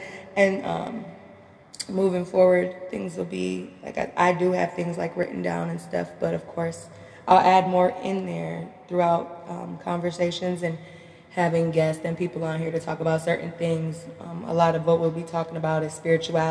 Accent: Minnesota, United States; I'm from Minnesota

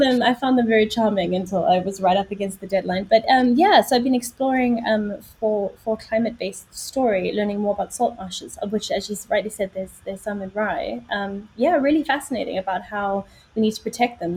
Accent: Johannesburg, Gauteng, South Africa; moved away as an adult; also born or lived in Middle East / London; now in United Kingdom; my background is I'm from South Africa, which is where the accent comes from

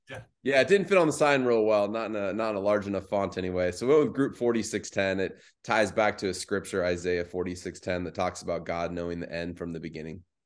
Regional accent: Phoenix, Arizona, United States; also born or lived in Mesa, Arizona; I grew up in the West Valley, so Phoenix Metro.

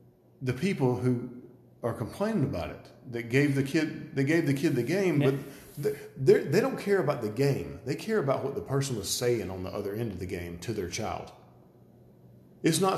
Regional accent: Georgia, United States; accent: redneck; we all sound like rednecks because we're from Georgia

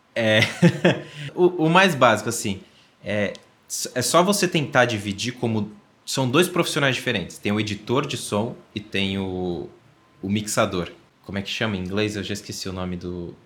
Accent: São Paulo, Brazil; sou paulista

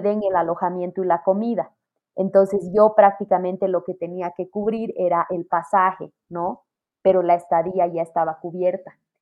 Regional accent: Bolivia; como latinos y pienso que como bolivianos, muchas familias hemos experimentado en algunos momentos falta de dinero

